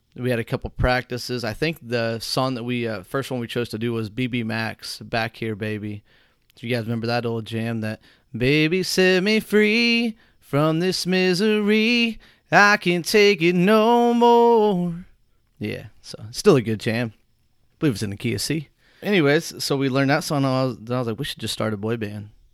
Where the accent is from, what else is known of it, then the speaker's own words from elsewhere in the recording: Whitehall, United States; Whitehall, my hometown